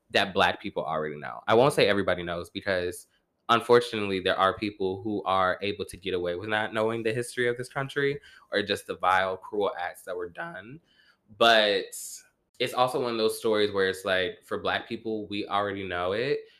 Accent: the South, United States; I'm from the South.

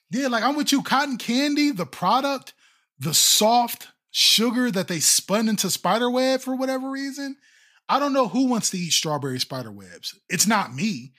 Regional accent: Ohio, United States; I'm from Ohio

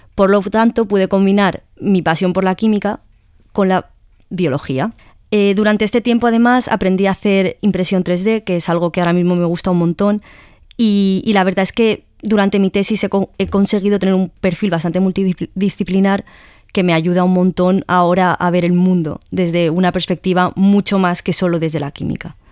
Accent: Madrid, Community of Madrid, Spain; soy de Madrid y tengo 29 años

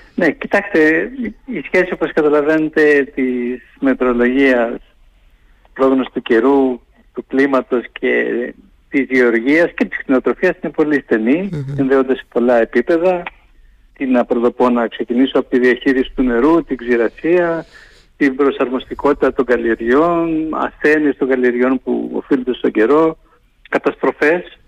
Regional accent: Crete, Greece; μου λέγανε για την Κρήτη, γιατί του είπα την πατρίδα μου

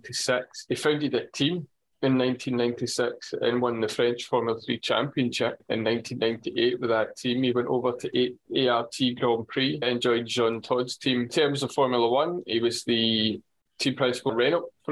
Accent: Scotland, United Kingdom; as a Scotsman

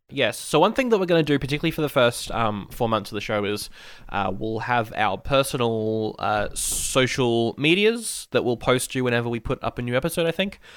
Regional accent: Australia; I am Aussie

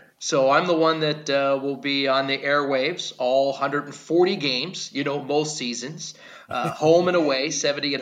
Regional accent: Pittsburgh, Pennsylvania, United States; also born or lived in North Carolina / Tennessee / New Orleans, Louisiana; now in Wichita, United States; I'm from Pittsburgh, Pennsylvania

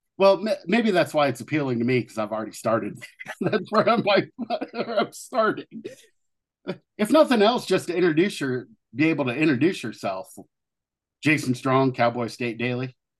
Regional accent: Southern Ohio, United States; growing up in Southern Ohio

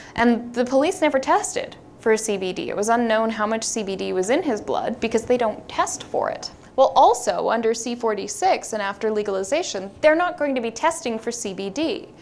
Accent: Vancouver, British Columbia, Canada; I'm from Vancouver.

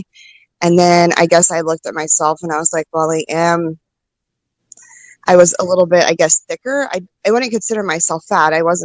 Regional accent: Austin, Texas, United States; also born or lived in Midland, Texas / Odessa, Texas / Georgetown, Texas / Round Rock, Texas; I was born in Midland, Odessa area. And I grew up in just like the little area of Austin. So Georgetown, Round Rock, Pflugerville, I've lived in all of those areas

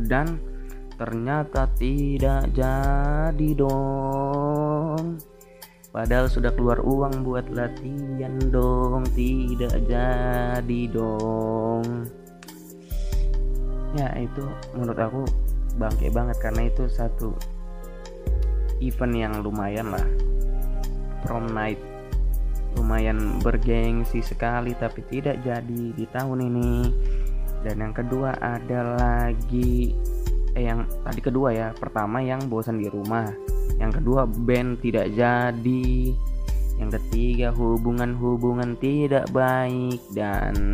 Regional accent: Kalimantan, Indonesia; Jadi aku bukan Jakarta ya, aku dari Kalimantan. Jadi manggil ngomongnya aku aja aku.

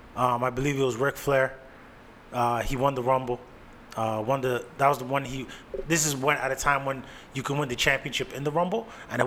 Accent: Canada; I'm from Canada.

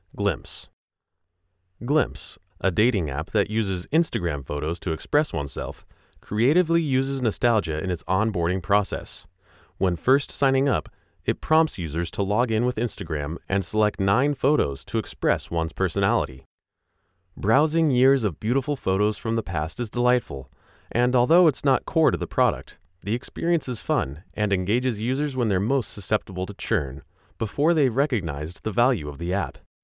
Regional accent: Eugene, Oregon, United States; moved away; I visited my hometown

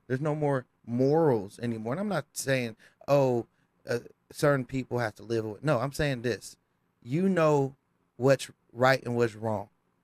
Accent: California, United States; now in Las Vegas, United States; I come from California where education is key

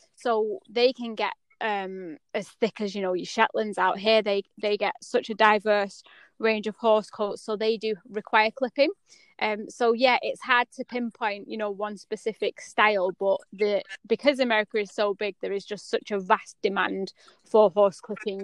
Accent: United Kingdom; also born or lived in United States; as a British culture

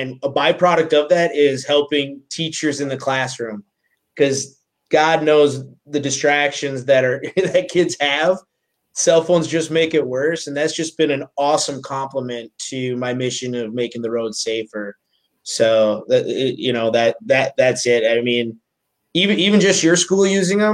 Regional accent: Minnesota, United States; I'm from Minnesota

